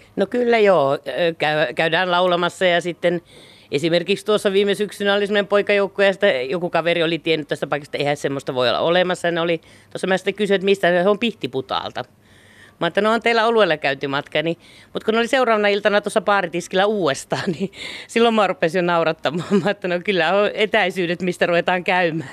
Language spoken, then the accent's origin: Finnish; Keuruu, Central Finland, Finland; also born or lived in Helsinki; now in Laukaa, Finland; en ole helsinkiläinen niin sanotusti, eli olen keuruuta lähtöisin ja kotoisin